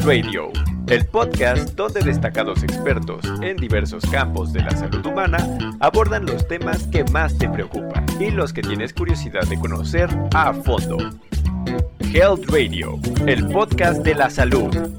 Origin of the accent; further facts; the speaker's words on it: Chile; yo soy de Chile, de profesión soy enfermero